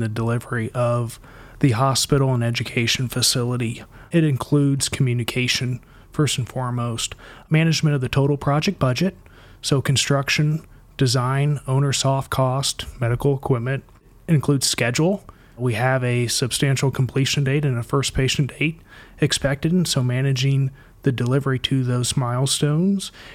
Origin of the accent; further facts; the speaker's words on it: Kokomo, Indiana, United States; I grew up in Kokomo, Indiana